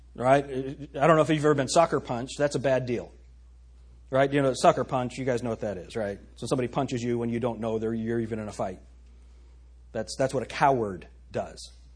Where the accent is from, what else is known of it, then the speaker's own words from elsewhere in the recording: United States; as American citizens or as people who live in the United States